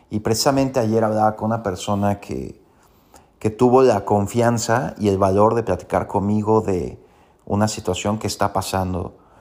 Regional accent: Mexico; Como buenos mexicanos y latinos

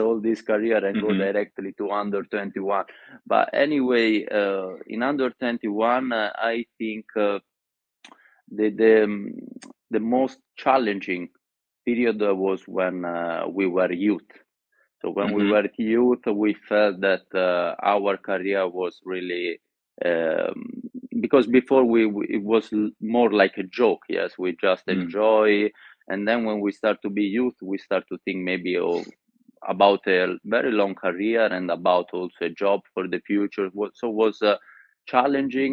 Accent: Florence, Tuscany, Italy; English is a second language; also born or lived in Sicily; I was born in Sicily, but then I lived in Florence all my life

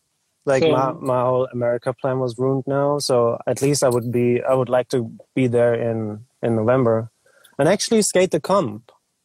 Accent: Germany

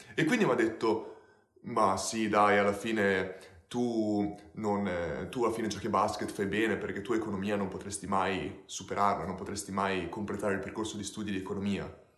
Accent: Ferrara, Emilia-Romagna, Italy; sono di Ferrara come Dario

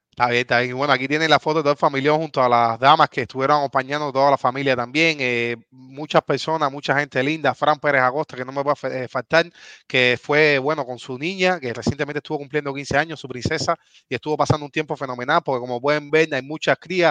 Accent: Cuba; moved away; somos cubanos

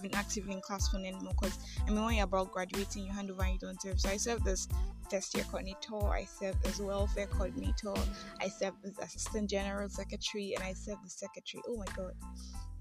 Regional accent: Nigeria; I am that Nigerian Christian alcoholic

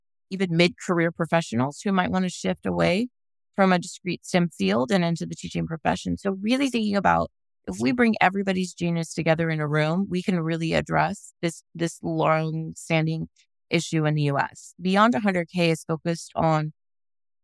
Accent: Los Angeles, California, United States; I was raised or born in Los Angeles and raised kind of by two phenomenal parents.

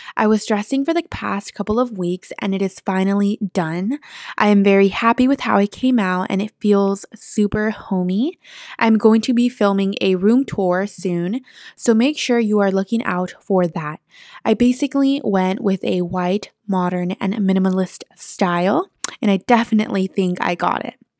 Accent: San Francisco, California, United States; also born or lived in East Bay, California; I am from San Francisco, California, but I live in the East Bay

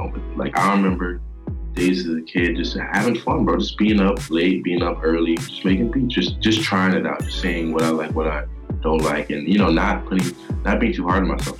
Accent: Philippines; English is a second language; also born or lived in Virginia, United States; So I was born in Virginia and we moved like a year after to the Philippines

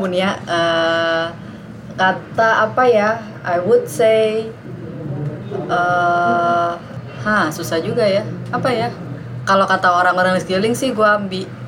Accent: Jakarta, Indonesia; kita orang Jakarta

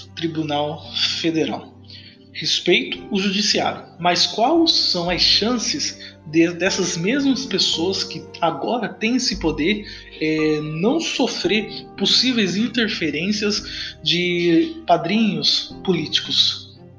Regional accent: Brazil; nós, brasileiro

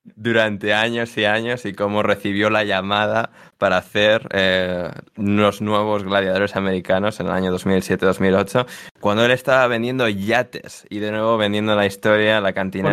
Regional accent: Spain; somos españoles

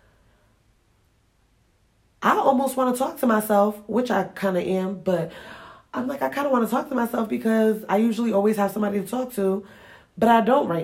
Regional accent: Springfield, Massachusetts, United States; also born or lived in Ghana; where I grew up at in Springfield, Massachusetts

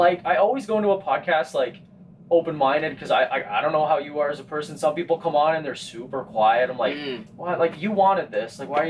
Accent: Winnipeg, Manitoba, Canada; We grew up in Transcona.

